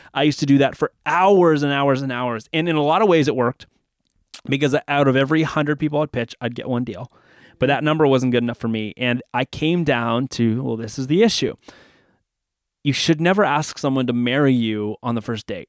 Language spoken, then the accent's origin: English; Canada; I'm from Canada